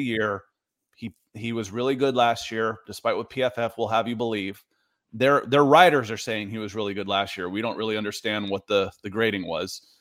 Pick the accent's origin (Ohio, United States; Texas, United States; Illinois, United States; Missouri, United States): Ohio, United States; Cleveland; I was born in Cleveland